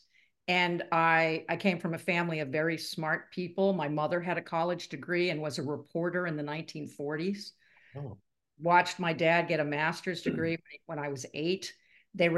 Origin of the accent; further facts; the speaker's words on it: New Jersey, United States; moved away as an adult; also born or lived in Grand Rapids, Michigan; now in Arizona, United States; I was born in Grand Rapids, Michigan, but my parents moved shortly thereafter. So I was raised in New Jersey.